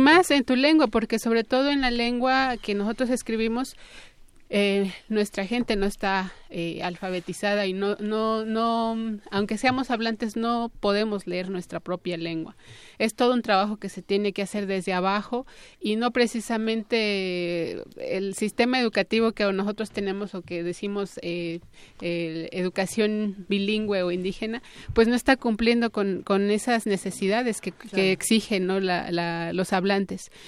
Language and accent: Spanish; Santo Tomás, Michoacán, Mexico; la comunidad de donde yo vengo, Santo Tomás